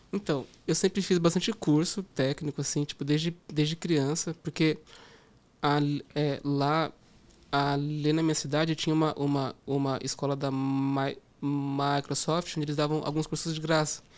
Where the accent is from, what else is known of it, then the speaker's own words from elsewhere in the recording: Campo Limpo Paulista, São Paulo, Brazil; also born or lived in Portugal; Eu cresci no interior de São Paulo, em uma cidade chamada Campo Limpo Paulista